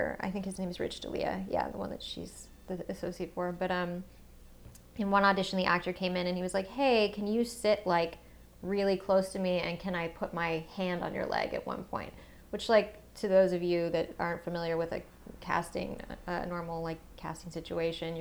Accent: the South, Georgia, United States; moved away; growing up in the South

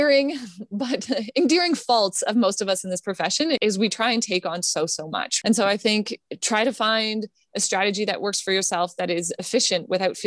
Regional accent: Canada; I'm Canadian, but I'm a member of our Canadian Physiotherapy Association

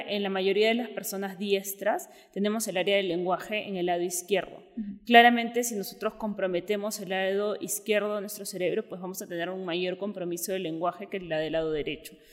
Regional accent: Peru; moved away as an adult; also born or lived in Mexico City, Mexico; soy neuróloga, soy de Perú

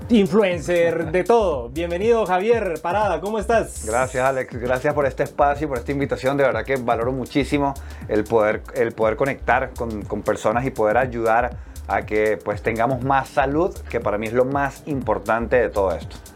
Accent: Venezuela; moved away as an adult; pero pues yo salí de Venezuela a los 18 años, tengo 34.

